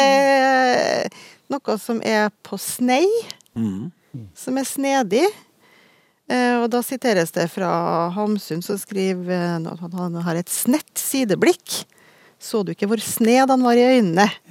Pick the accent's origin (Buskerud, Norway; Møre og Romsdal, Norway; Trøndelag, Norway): Trøndelag, Norway; for at jeg er jo trønder sjøl